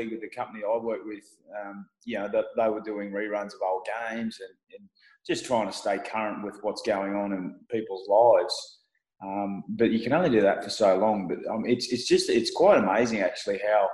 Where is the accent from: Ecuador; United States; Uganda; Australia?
Australia; Logan, Queensland; also born or lived in Jimboomba, Queensland; I grew up in Logan Lee as a young tacker and then moved out to Jimboomba from about the age of 12